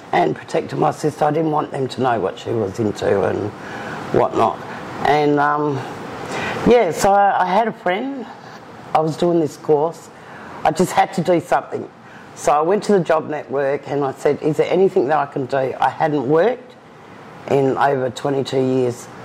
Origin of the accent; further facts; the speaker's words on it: Perth, Western Australia, Australia; I've was born and bred in Perth